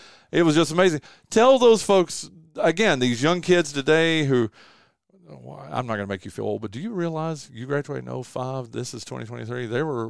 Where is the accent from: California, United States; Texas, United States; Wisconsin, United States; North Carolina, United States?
North Carolina, United States; I came from Western North Carolina, nothing against those programs there